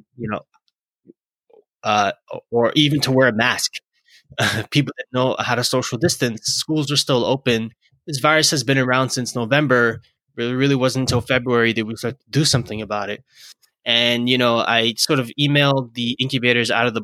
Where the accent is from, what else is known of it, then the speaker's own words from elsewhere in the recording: New York City, New York, United States; in Brooklyn, my hometown